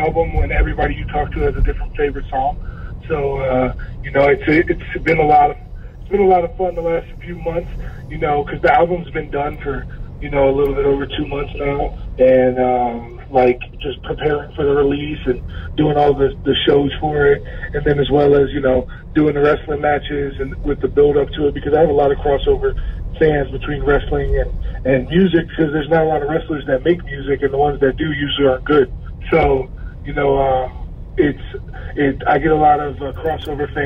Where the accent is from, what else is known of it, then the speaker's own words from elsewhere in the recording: Maryland, United States; moved away as an adult; also born or lived in Miami; It was the first place I ever lived after leaving Maryland, where I grew up